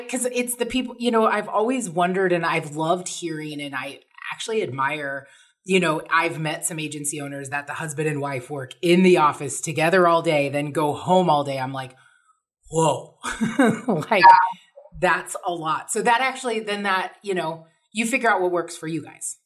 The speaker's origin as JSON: {"language": "English", "region": "Oregon", "country": "United States", "tie": "born or raised there", "moved": "yes", "lives_now": "Las Vegas, United States", "said": "I grew up in Oregon, so I'm very familiar with little tiny towns"}